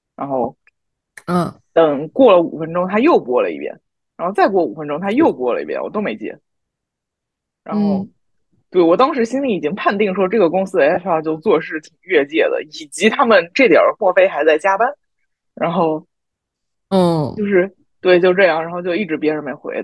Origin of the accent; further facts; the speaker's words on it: southern China, China; 我们南方人就是没有这个习惯啊